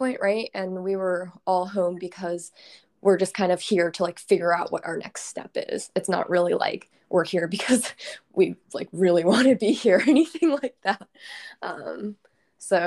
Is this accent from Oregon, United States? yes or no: yes; Portland, Oregon, United States; moved away as an adult; also born or lived in Tacoma, Washington; now in Seattle, United States; I'm actually from Portland, Oregon, and I grew up there